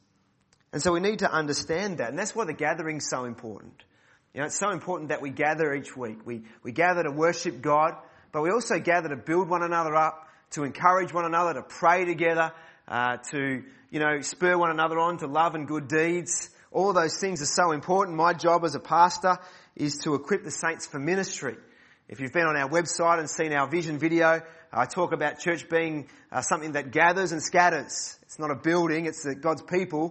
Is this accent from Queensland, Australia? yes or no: no; Mentone, Victoria, Australia; I grew up at Mentone Baptist Church